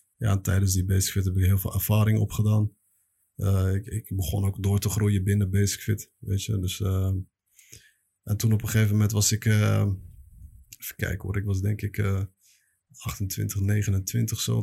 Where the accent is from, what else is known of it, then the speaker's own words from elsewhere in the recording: The Hague, South Holland, Netherlands; moved away as an adult; also born or lived in Belgium; now in Morocco; Ik ben opgegroeid in, ja, geboren in Spoorwijk in Den Haag. Maar eh, opgegroeid in eh, Transvaal eh, en dan een beetje Schilderswijk